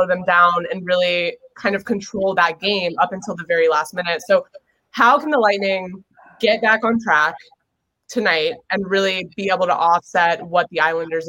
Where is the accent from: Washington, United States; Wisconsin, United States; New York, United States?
New York, United States; I'm from New York.